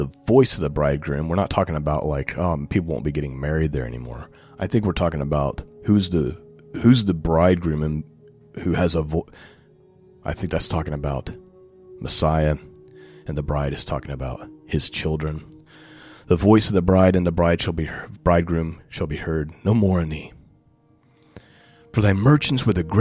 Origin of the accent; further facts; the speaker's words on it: United States; I had the privilege of growing up in the United States of America as a child